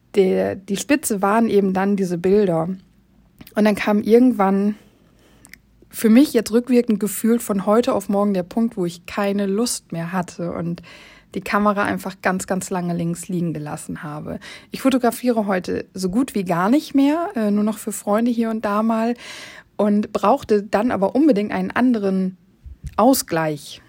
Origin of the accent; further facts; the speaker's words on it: Oldenburg, Lower Saxony, Germany; ich komme aus Oldenburg